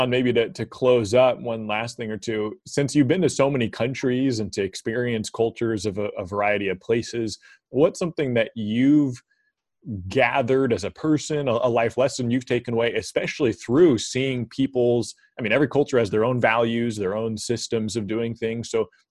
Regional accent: United States; I grew up in America and you're thinking, I'm American

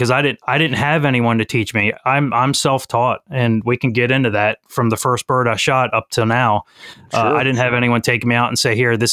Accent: Maryland, United States; Currently, I'm in Maryland. That's born and raised here.

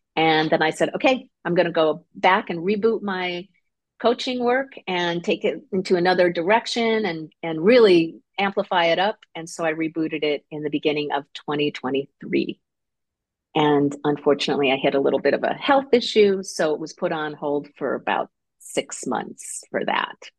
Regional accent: Connecticut, United States; moved away as an adult; also born or lived in Seal Beach; now in Long Beach, United States; I grew up in Connecticut, so I'm an East Coast person.

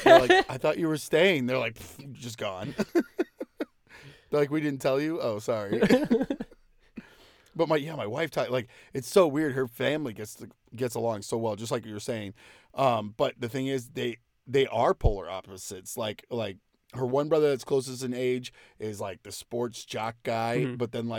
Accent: California, United States; I grew up in California, so we'd go to like the Mojave Desert.

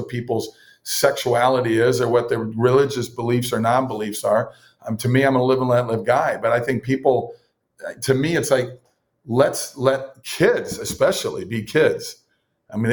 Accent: Minnesota, United States; I grew up in Minnesota, typical Scandinavian Norwegian, second generation Norwegian

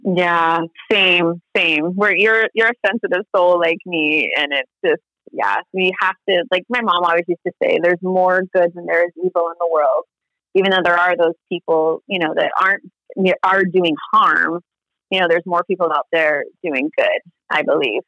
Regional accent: Honolulu, Hawaii, United States; moved away; also born or lived in Pacific Northwest; I'm from Honolulu, Hawaii, which I think is paradise on earth

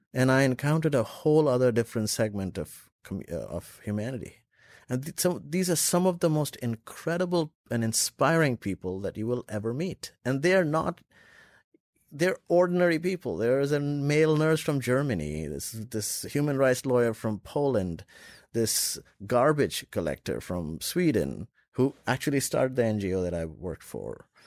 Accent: Lucknow, Uttar Pradesh, India; also born or lived in Dubai; now in United States; I was in Lucknow, my hometown, with my mom

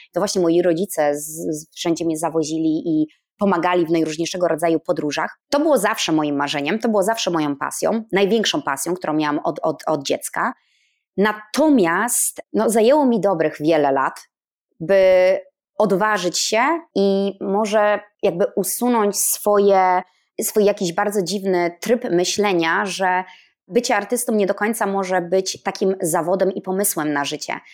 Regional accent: Stargard, West Pomeranian Voivodeship, Poland; moved away; ja pochodzę z północy Polski, z małego miasteczka ze Stargardu Szczecińskiego, spod Szczecina.

